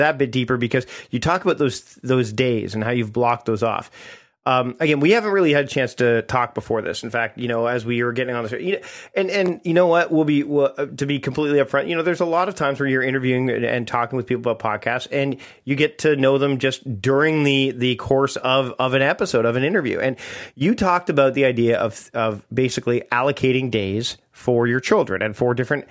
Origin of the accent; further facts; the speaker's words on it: Canada; As a Canadian